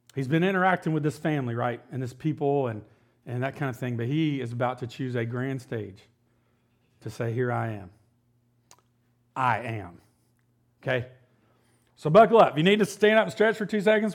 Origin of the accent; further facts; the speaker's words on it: United States; as an American and how I've, I've grown up